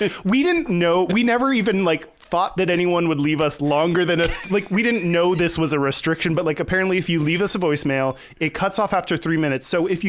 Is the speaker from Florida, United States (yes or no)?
no; Houston, Texas, United States; I'm from Houston